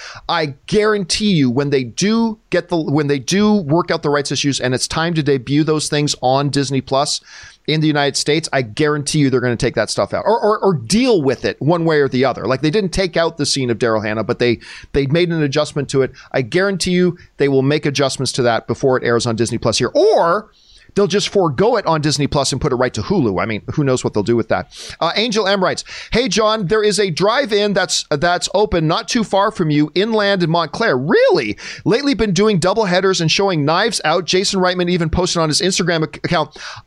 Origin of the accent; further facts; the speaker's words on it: Canada; which as a Canadian, I probably should